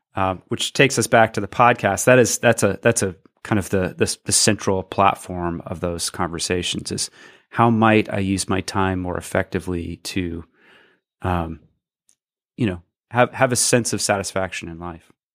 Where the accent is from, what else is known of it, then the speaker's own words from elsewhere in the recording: Athens, Georgia, United States; my hometown, Athens, Georgia